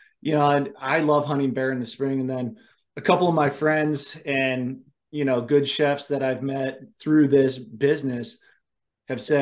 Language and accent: English; Cleveland, Ohio, United States; now in Idaho, United States; I grew up in right outside of Cleveland.